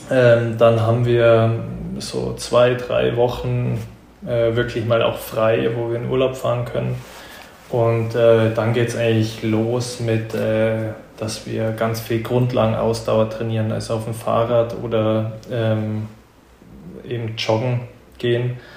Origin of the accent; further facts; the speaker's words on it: Germany; Aber jetzt als Deutscher, ähm, nee.